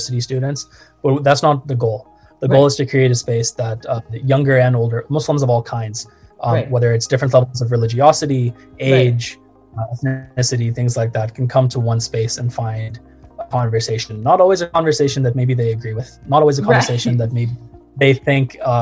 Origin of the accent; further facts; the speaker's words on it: Morristown, Tennessee, United States; grew up in a small town in East Tennessee in Morristown, went to an Episcopal school for 9 years